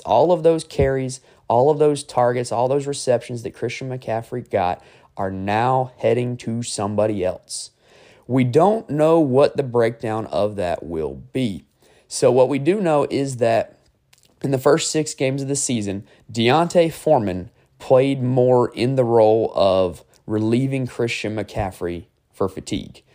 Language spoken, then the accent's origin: English; North Carolina, United States; I am from North Carolina